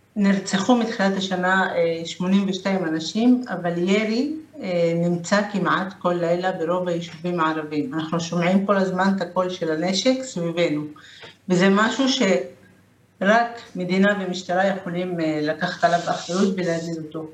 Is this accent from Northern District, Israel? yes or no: no; Lod, Central District, Israel; אני מלוד